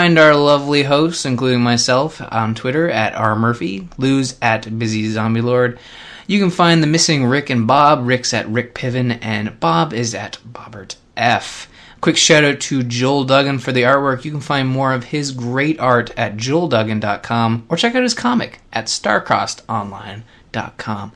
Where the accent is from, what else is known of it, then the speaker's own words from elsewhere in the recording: Canada; Being a Canadian